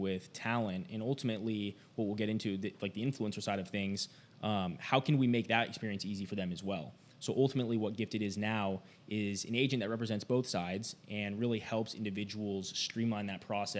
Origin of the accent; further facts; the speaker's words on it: Logan, Utah, United States; I'm from Logan, Utah, up at, you know, home of Utah State University